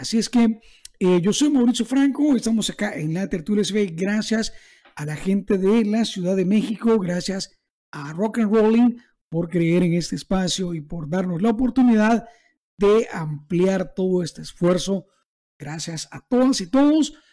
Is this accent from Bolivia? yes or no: no; El Salvador; para mí como salvadoreño, para nosotros en El Salvador